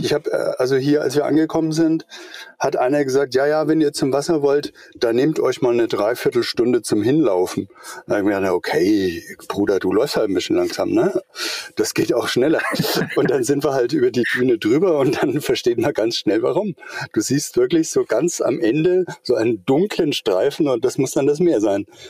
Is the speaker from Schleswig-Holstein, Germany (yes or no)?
yes; Eutin, Schleswig-Holstein, Germany; now in Middle Franconia, Germany; Ich wohne in Mittelfranken, bin aber überhaupt kein Mittelfranke. Ich bin ein Schleswig-Holsteiner. Ich komme äh, von der Ostsee drüben, von Eutin.